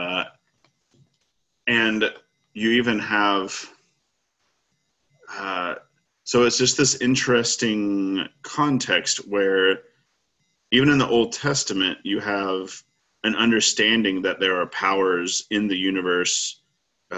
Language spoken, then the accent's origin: English; Arkansas, United States; when I was growing up in Arkansas